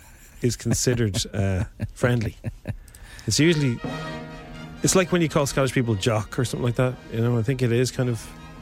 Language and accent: English; Ireland; accent: Irish